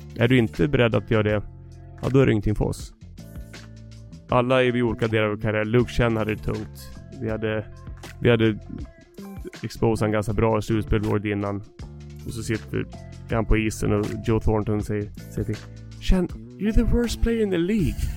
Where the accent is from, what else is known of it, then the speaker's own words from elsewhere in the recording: Leksand, Dalarna County, Sweden; moved away as an adult; also born or lived in San Jose, United States / Atlanta, United States / New Jersey, United States; när jag var liten kille i Leksand